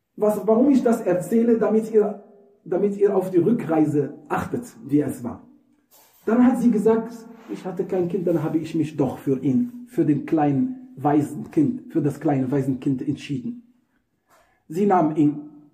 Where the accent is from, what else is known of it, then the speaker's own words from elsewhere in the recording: Morocco; German is a second language; moved away; Das ist übrigens eine Umgangssprache bei uns in Marokko. Wir sagen Scherf.